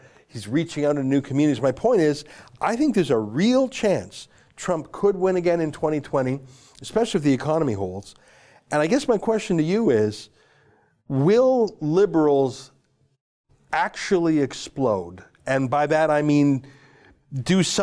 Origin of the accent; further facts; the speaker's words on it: Canada; I'm a Canadian